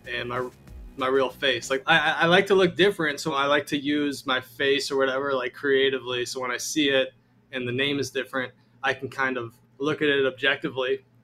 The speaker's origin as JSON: {"language": "English", "town": "Carol Stream", "region": "Illinois", "country": "United States", "tie": "born there", "said": "Shout out Carol Stream."}